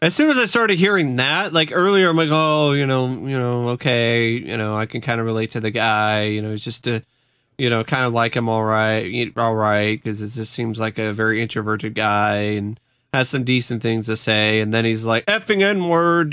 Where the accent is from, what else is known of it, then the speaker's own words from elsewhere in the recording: Vancouver, Washington, United States; Vancouver, Washington